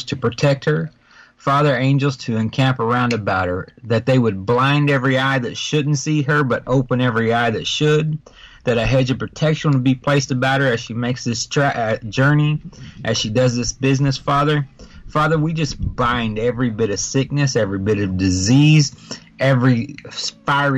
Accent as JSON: {"language": "English", "region": "Texas", "country": "United States", "tie": "born or raised there", "also_born_or_lived": "Oklahoma", "said": "born and raised in Texas"}